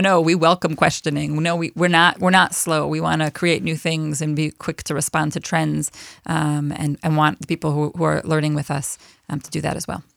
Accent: Buffalo, New York, United States; moved away as an adult; now in Israel; I am originally from Buffalo, New York

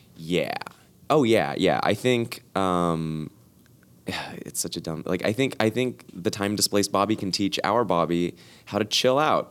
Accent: Los Angeles, California, United States; born or raised there

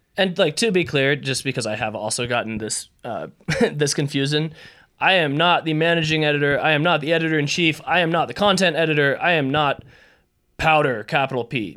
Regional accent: Idaho, United States; I grew up in Idaho.

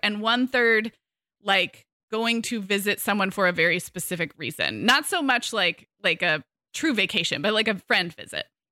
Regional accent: Santa Barbara, California, United States; moved away as an adult; also born or lived in Arizona; I moved back to my hometown of Santa Barbara in summer

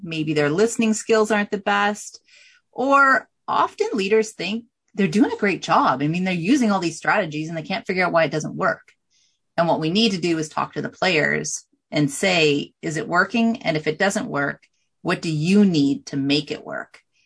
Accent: Canada; I'm from Canada

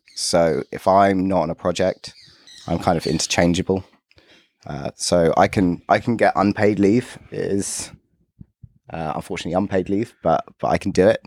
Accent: London, United Kingdom; growing up in London

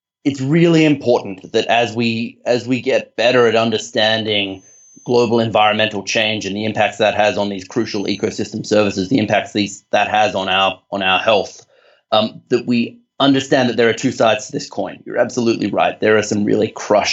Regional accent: Australia; accent: Australian; I'm Australian, and I hope my accent conveys that.

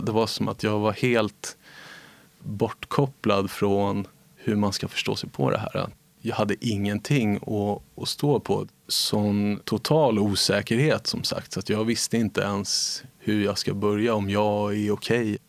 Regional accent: Nacka, Stockholm County, Sweden; Jag växte upp i Nacka

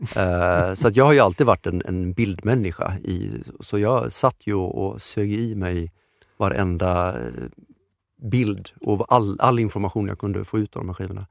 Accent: Romelanda, Västra Götaland, Sweden; now in Stockholm, Sweden; utanför Göteborg, utanför Kungälv, i en pytteliten ort som heter Romelanda

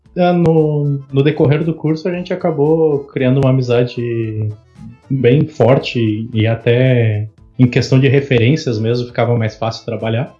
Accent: Pelotas, Rio Grande do Sul, Brazil; nós somos de Pelotas, no Rio Gr-, Rio Grande do Sul. É, no sul do Rio Grande do Sul

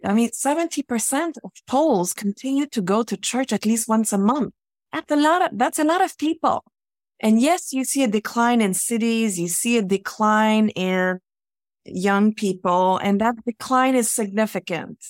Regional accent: Quebec, Canada; I grew up in Quebec in the nineteen seventies

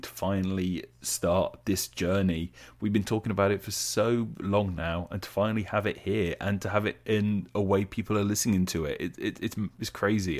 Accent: England, United Kingdom; as English people, we're obsessed with the weather

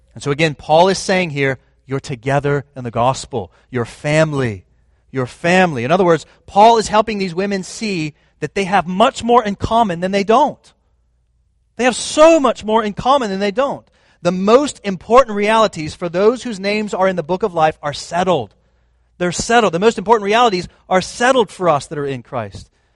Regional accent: United States; I was raised in America

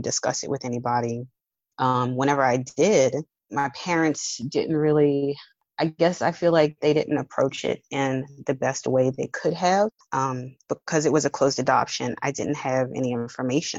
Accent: New Orleans, Louisiana, United States; I'm from New Orleans. So being from New Orleans, Louisiana

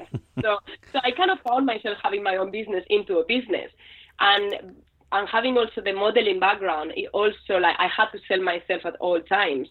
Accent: Spain; moved away as an adult; now in London, United Kingdom; I'm from Spain, España, and I came to London eight years ago

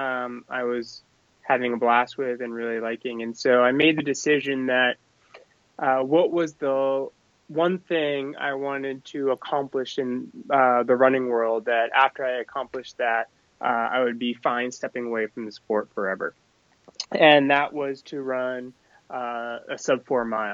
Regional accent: Maine, United States; I grew up in Maine, and I always, from a very little age, would go cross country skiing in our backyard

